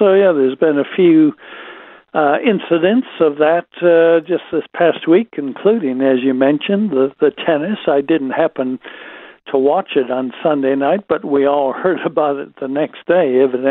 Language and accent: English; United States; now in Australia; I'm an American